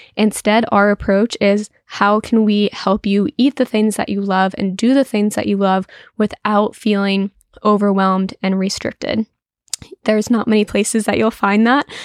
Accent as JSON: {"language": "English", "region": "New Jersey", "country": "United States", "said": "I'm from New Jersey"}